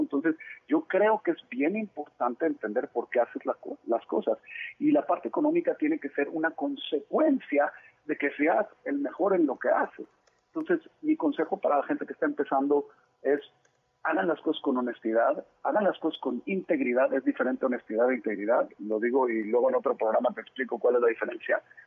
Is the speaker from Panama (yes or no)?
no; Monterrey, Nuevo León, Mexico; born or raised there; also born or lived in Mexico City